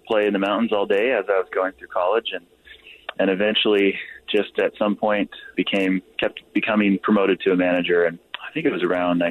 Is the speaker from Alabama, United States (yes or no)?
no; Salt Lake City area, Utah, United States; come back to my hometown